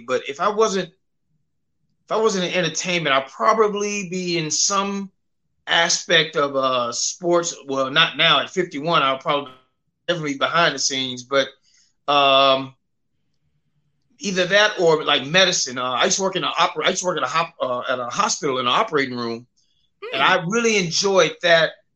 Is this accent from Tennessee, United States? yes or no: yes; Memphis, Tennessee, United States; also born or lived in Cleveland, Ohio; I was born in Cleveland, Ohio, but mostly raised in Memphis